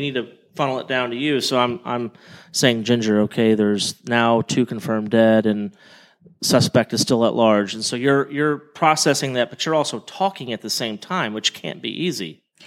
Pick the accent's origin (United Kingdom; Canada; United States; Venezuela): United States; Oklahoma; I'm from Oklahoma